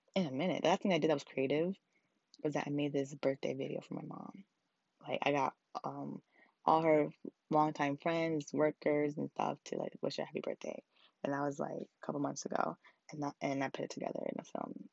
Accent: Ghana; now in New York City, United States; I'm also Ghanaian

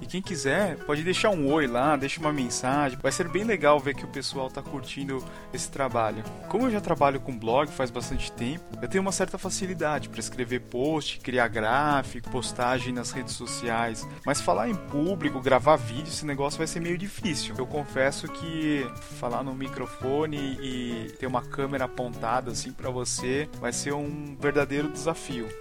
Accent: São Paulo, Brazil; also born or lived in Canada; now in Curitiba, Brazil; eu nasci em São Paulo e em 2000 eu mudei aqui para Curitiba

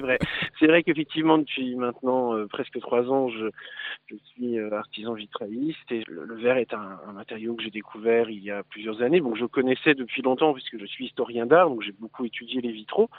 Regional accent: Lorraine, Grand Est, France; nous sommes des Lorrains

